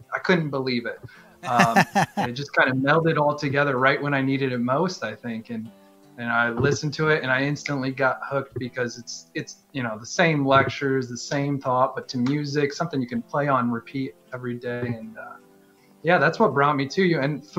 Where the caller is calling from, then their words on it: Wisconsin, United States; You could see it on the whole Wisconsin.